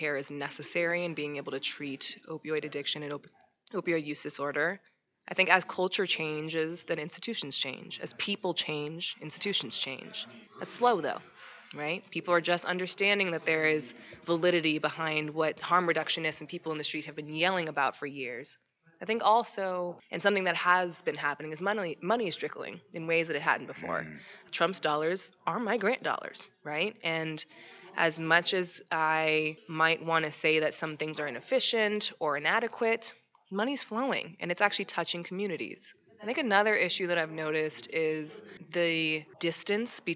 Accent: Los Angeles, California, United States; moved away as an adult; also born or lived in Irvine, California; now in Oregon, United States; I'm from Los Angeles, actually. I'm from a big city

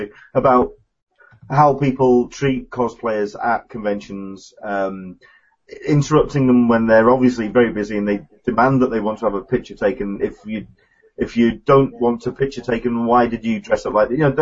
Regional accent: England, United Kingdom; as an Englishman

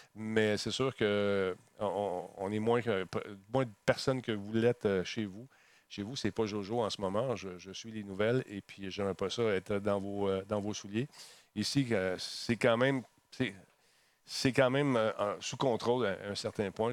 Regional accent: Quebec, Canada; chez nous au Québec

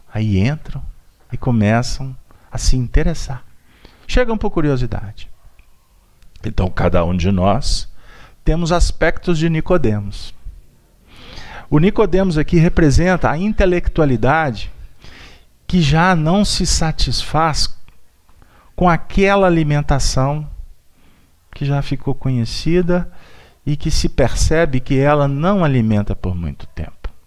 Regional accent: Belo Horizonte, Minas Gerais, Brazil; Eu sou um andarilho que vim de Belo Horizonte, atravessei o mundo para chegar aqui para tentar falar de Jesus.

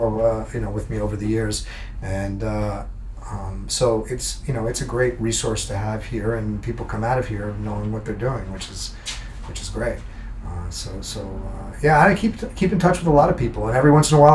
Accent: New Jersey, United States; I grew up in New Jersey, and when I was a kid, I used to go to concerts at Madison Square Garden

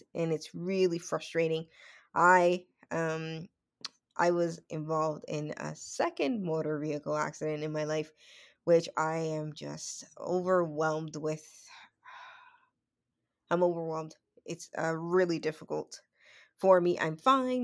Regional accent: Dominican Republic; I'm from the Dominican Republic

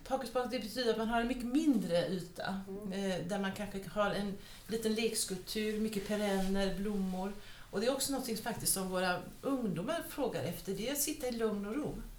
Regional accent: Gothenburg, Västra Götaland, Sweden; moved away; also born or lived in Copenhagen / Stockholm; jag växte upp i Göteborg

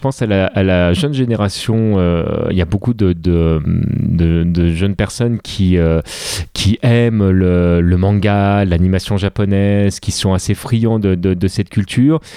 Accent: France; en tant que, en tant que français

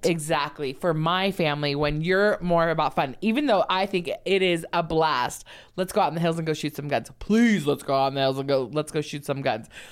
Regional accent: Los Angeles, California, United States; I grew up in Los Angeles

